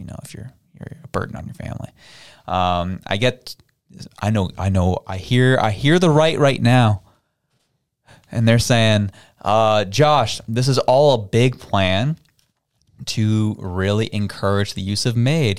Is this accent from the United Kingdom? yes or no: no; Toronto, Ontario, Canada; I had the privilege of growing up in Toronto